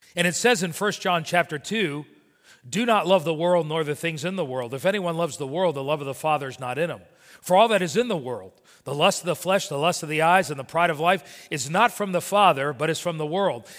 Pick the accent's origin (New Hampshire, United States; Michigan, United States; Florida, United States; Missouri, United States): Florida, United States; Miami; growing up in Miami, I would work for my father